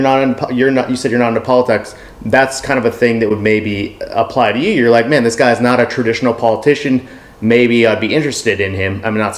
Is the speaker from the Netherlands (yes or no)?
no; England, United Kingdom; now in United States; I'm from England. Like, these are the natural settlers.